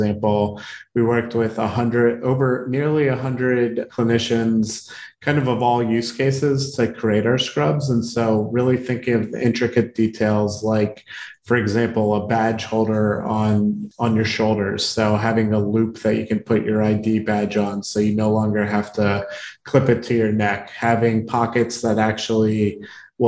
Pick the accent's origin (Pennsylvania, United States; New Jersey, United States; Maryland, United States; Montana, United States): Maryland, United States; Baltimore; I grew up in Baltimore